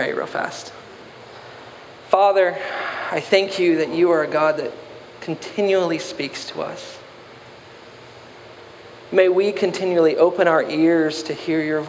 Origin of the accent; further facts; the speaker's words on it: the South, United States; I'm from the South